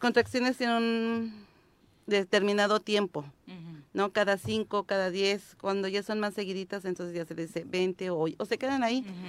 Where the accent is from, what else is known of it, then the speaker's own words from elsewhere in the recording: Cuernavaca, Morelos, Mexico; Del poblado de Ocotepe, de aquí de Cuernavaca, Morelos